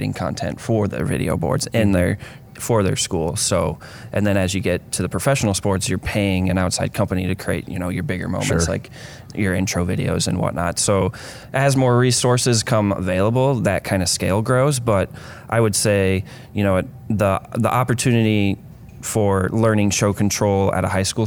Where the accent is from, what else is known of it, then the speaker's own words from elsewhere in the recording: Sioux Falls, South Dakota, United States; moved away as an adult; now in Twin Cities, United States; I'm born and raised in Sioux Falls, South Dakota, actually